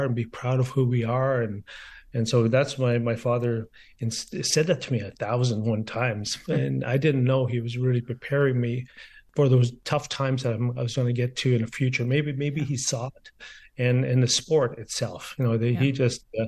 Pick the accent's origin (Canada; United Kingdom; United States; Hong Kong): Canada; Garden River, Ontario; born or raised there; also born or lived in Sault Ste. Marie